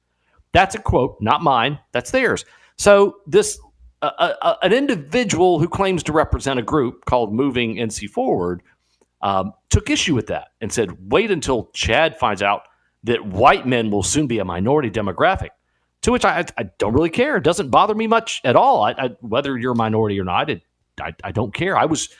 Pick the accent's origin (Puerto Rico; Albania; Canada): Puerto Rico; also born or lived in Mexican border; I was raised in Puerto Rico and the Mexican border, and much of my childhood formative years were spent that way.